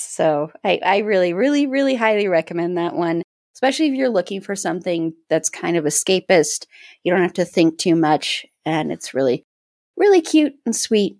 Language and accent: English; Colorado, United States; I'm from Colorado.